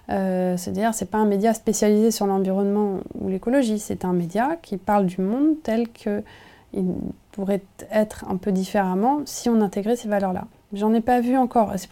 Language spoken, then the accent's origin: French; Nevers, Bourgogne-Franche-Comté, France; j'ai grandi en Bourgogne, à Nevers, un endroit où il n'y avait pas trop de, ah, pas trop de maison, ça s'est construit, j'ai vu, voilà, j'ai vu l'urbanisation.